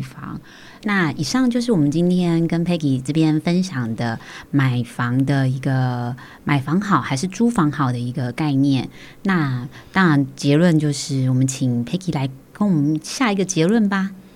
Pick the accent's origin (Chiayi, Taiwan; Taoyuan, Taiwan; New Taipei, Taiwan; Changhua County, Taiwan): New Taipei, Taiwan; Tucheng; 小时候在土城